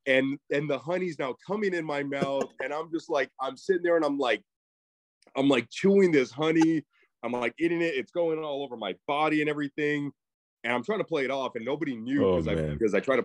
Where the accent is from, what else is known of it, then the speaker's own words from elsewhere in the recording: Mesa, Arizona, United States; Born and raised in Mesa, Arizona, which is just 15 minutes east of Phoenix